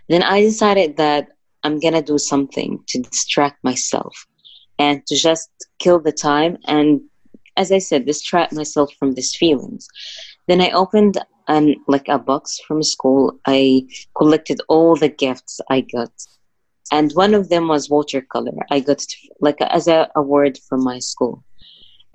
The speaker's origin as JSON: {"language": "English", "region": "Gaza Strip", "country": "Palestine", "tie": "born or raised there", "said": "I grew up in the Gaza Strip. It's in Palestine"}